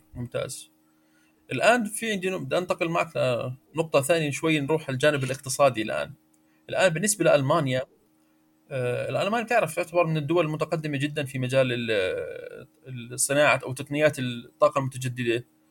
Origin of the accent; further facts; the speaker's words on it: Jordan; عندنا في الاردن